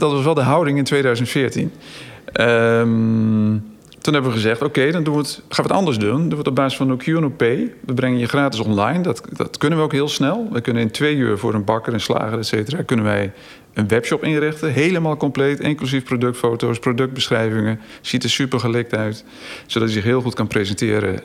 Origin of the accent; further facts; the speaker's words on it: Zwartsluis, Overijssel, Netherlands; moved away as an adult; also born or lived in Groningen / Amsterdam; in Zwartsluis. Dus het dorp waar ik eigenlijk zelf geboren ben